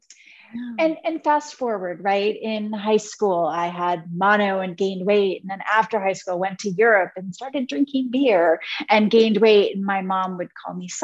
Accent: Cincinnati, Ohio, United States; born or raised there; also born or lived in Italy

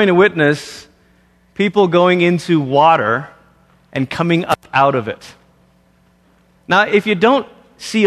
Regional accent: Malaysia; moved away; growing up in Malaysia, as I did

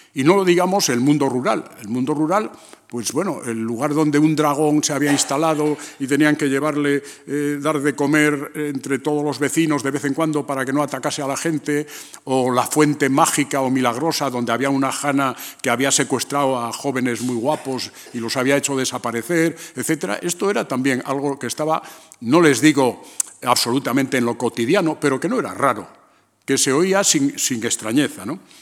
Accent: León, Castile and León, Spain; moved away; also born or lived in A Coruña; ir a León, a mi pueblo

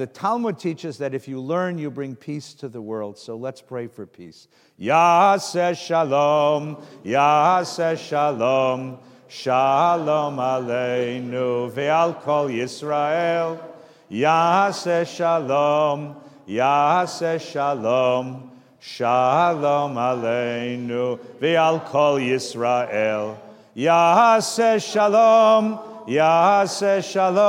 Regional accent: California, United States; I'm from California

